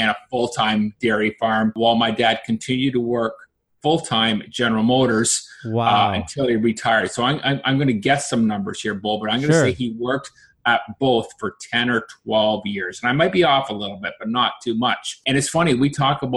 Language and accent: English; Peterborough, Ontario, Canada; also born or lived in Oshawa, Ontario; when I was 10, we moved from Oshawa to Peterborough